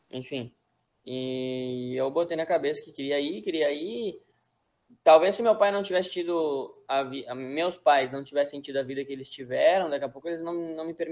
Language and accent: Portuguese; Brazil; Só que, claro, eu, como brasileiro, né? o treino era, era meu foco, né?